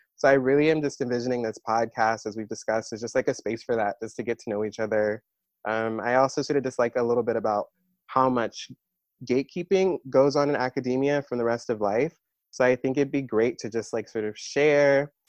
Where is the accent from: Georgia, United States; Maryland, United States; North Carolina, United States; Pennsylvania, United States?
Maryland, United States; moved away as an adult; also born or lived in New York; now in Philadelphia, United States; I was born in New York. I grew up there a little bit, and then my family moved to Maryland